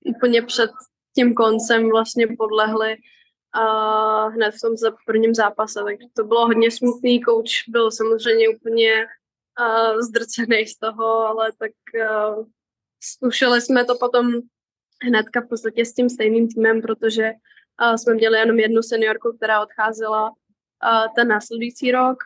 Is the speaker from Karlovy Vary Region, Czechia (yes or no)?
yes; Karlovy Vary, Karlovy Vary Region, Czechia; moved away; also born or lived in Texas, United States; Já jsem původně z Varu